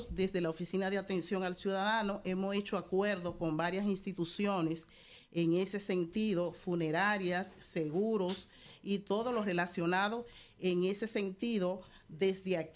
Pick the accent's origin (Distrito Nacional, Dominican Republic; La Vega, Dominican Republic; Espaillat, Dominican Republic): La Vega, Dominican Republic; now in Spain; Nosotros somos de la única ciudad culta